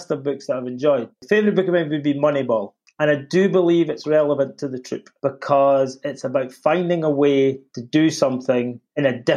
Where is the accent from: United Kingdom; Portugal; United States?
United Kingdom; Scotland; Being a Scotsman, it was